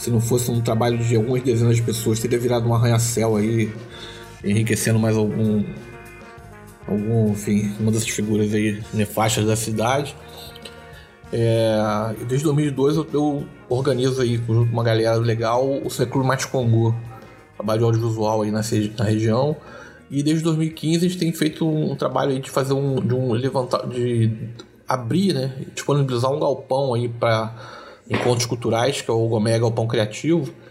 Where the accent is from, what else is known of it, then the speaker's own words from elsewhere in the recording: Duque de Caxias, Rio de Janeiro, Brazil; É, eu sou aqui de Duque de Caxias mesmo, nasci na Chacrinha ali criado na Chacrinha Vila São Luís, né? Na grande Vila São Luís ali, Laureano 21.